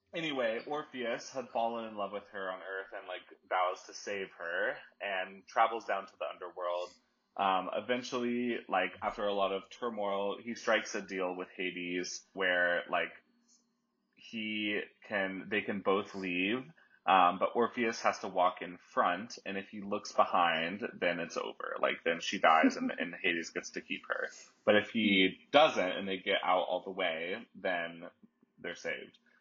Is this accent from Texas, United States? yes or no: yes; Dallas, Texas, United States; moved away; also born or lived in Nashville / New York / Copenhagen / Taos, New Mexico; I grew up in Dallas